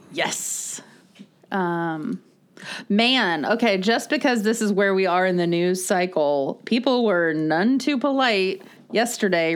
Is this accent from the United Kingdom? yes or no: no; Florida, United States; we grew up in Florida, so there was definitely more of a swimming all the time culture.